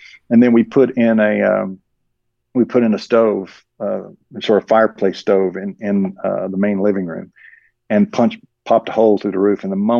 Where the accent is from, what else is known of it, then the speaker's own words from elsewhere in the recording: the South, United States; I grew up in the South, and this is very much like the South in that, you know, we live on well water.